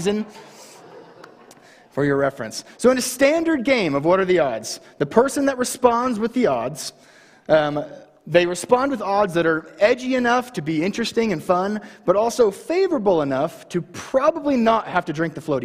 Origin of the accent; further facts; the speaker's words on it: Baker City, Oregon, United States; moved away as an adult; now in Homedale, Idaho, United States; I moved to Baker when I was in middle school, and I graduated from Baker High in 2017